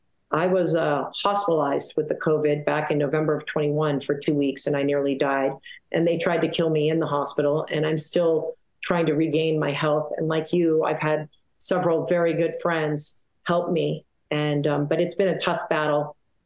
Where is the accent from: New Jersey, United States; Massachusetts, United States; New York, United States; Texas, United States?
Massachusetts, United States; Boston; now in Tucson, United States; I grew up in Boston, and I walked the Freedom Trail during the Bicentennial, and have been since a child an avowed Americanist.